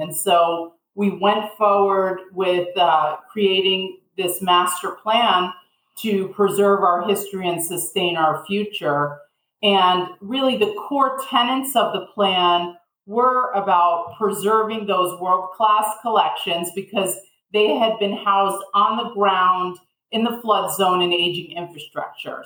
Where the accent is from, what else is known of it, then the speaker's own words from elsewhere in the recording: suburbs of New York City, United States; moved away as an adult; also born or lived in Manhattan; now in Sarasota, United States; I was born in Manhattan and I grew up in the suburbs of New York City